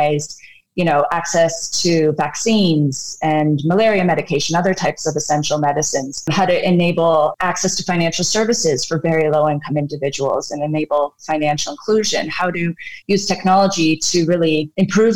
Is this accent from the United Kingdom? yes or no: no; Canada; moved away as an adult; also born or lived in Redmond, United States; now in Nairobi, Kenya; I grew up in Canada and I have a computer science degree